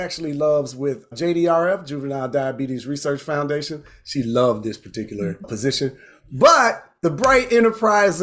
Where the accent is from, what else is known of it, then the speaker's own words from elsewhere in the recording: Inkster, Michigan, United States; I'm from Inkster, Michigan